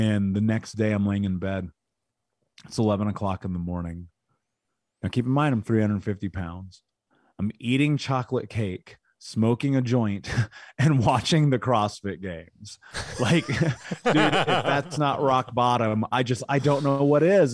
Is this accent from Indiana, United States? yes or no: yes; Indianapolis, Indiana, United States; I grew up in Indianapolis.